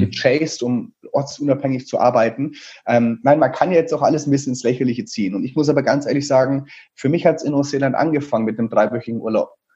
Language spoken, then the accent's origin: German; Teilheim, Bavaria, Germany; in einem Sportheim vom SV Teilheim, also in diesem kleinen Dorf, wo ich aufgewachsen bin